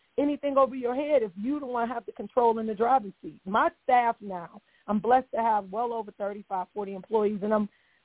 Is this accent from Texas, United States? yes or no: no; Cleveland, Ohio, United States; moved away; my hometown of Cleveland, Ohio